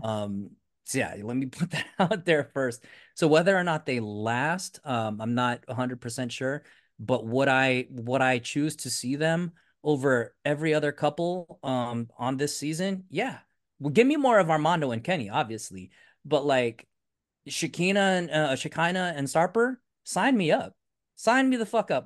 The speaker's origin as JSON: {"language": "English", "country": "Philippines", "said": "I'm Filipino"}